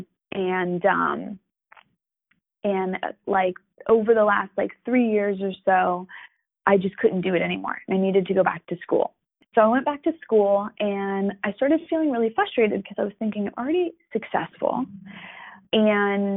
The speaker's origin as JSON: {"language": "English", "region": "New York", "country": "United States", "moved": "yes", "lives_now": "Florida, United States", "said": "I am from New York originally. I am currently living in Florida"}